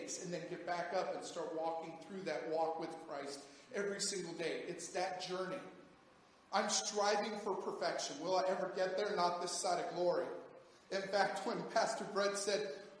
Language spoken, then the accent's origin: English; United States; as an American